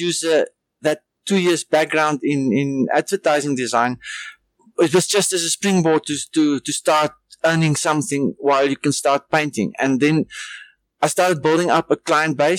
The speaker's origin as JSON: {"language": "English", "town": "Hartswater", "region": "Northern Cape", "country": "South Africa", "tie": "born or raised there", "also_born_or_lived": "Kalahari region / Upington / Eswatini", "said": "I grew up mostly in Haarswater in the Northern Cape"}